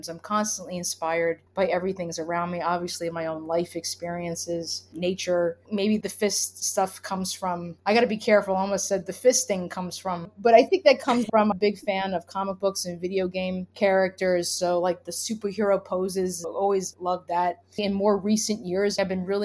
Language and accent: English; New York City, New York, United States; I'm from Brooklyn